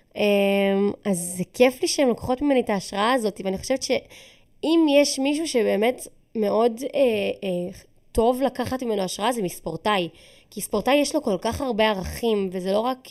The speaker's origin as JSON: {"language": "Hebrew", "country": "Israel", "said": "אני ישראלית"}